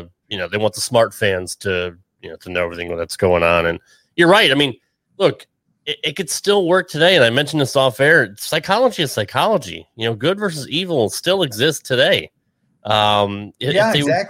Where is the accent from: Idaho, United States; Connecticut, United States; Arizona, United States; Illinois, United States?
Connecticut, United States; I grew up in the Northeast. I grew up in Connecticut